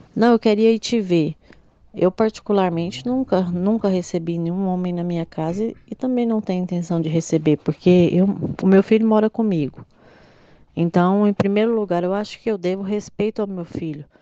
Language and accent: Portuguese; Goiânia, Goiás, Brazil; eu sou de Goiânia, Goiás